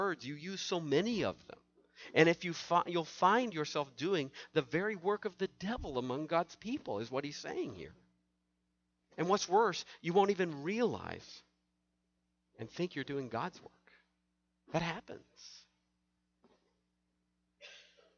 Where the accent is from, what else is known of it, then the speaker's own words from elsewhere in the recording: the South, United States; I grew up in the South